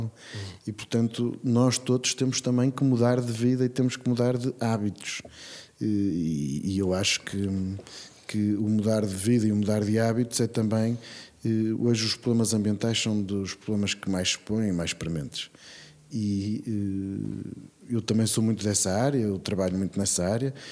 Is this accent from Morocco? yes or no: no; Braga, Norte, Portugal; A cidade onde eu cresci, onde os meus filhos nasceram